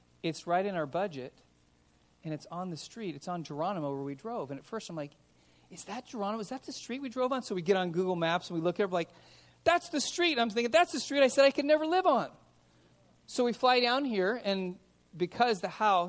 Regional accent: Los Angeles, California, United States; now in Simi Valley, United States; I grew up in Van Nuys

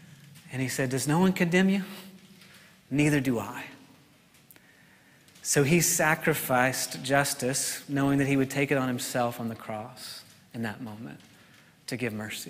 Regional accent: New York, United States; I'm from New York

